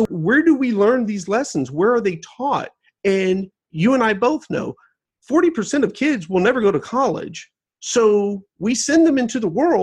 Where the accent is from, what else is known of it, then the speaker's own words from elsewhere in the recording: United States; I was born in the United States